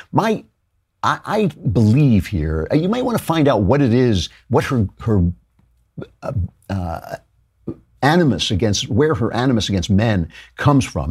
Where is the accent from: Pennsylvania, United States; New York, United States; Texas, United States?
New York, United States; I'm from New York.